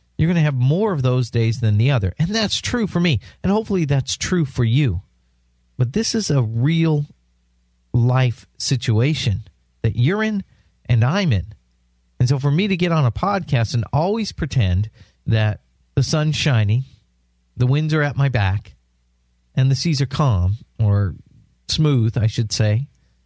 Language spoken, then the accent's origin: English; San Diego, California, United States; moved away as an adult; also born or lived in Washington State; now in South Florida, United States; I grew up in San Diego. I lived most of my life in San Diego, California.